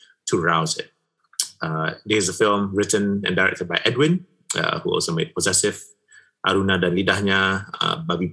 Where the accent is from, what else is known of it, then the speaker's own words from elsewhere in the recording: Malaysia; me being a Malaysian